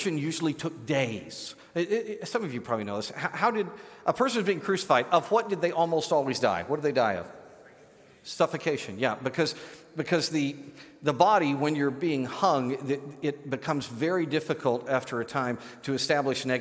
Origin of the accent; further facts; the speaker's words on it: Great Plains of the United States, United States; As a kid growing up on the Great Plains of the United States